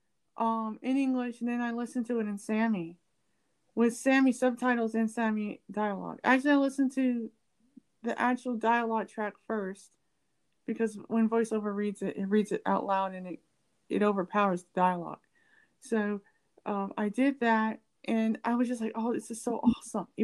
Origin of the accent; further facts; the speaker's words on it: United States; I'm African American and I'm from the US